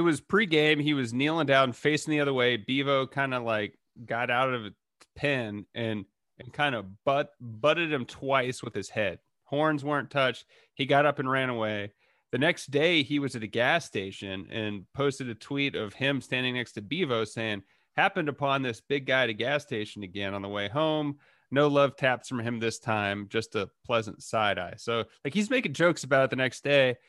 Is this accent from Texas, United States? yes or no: yes; Dallas, Texas, United States; I'm from Dallas